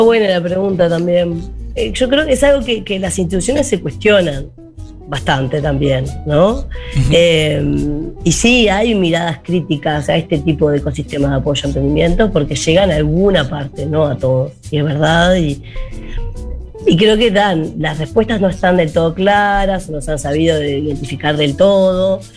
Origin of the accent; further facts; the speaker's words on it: Montevideo, Uruguay; now in Rocha, Uruguay; como montevideana que vivo hace 10 años en Rocha